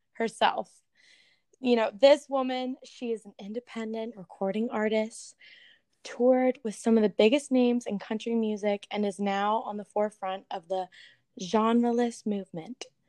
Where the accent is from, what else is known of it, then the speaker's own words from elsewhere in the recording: the South, United States; now in Los Angeles, United States; growing up in the South